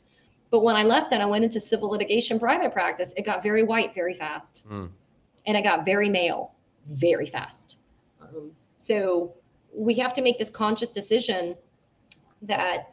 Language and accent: English; United States; somebody that is as Korean American